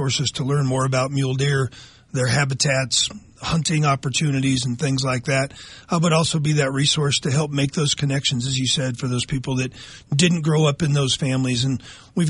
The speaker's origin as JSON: {"language": "English", "region": "Nebraska", "country": "United States", "tie": "born or raised there", "said": "growing up in Nebraska, hunting and fishing with my dad and my grandparents"}